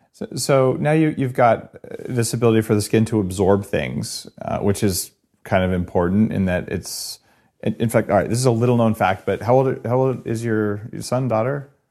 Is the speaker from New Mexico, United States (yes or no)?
yes; New Mexico, United States; I grew up in New Mexico where we eat these really hot green chilies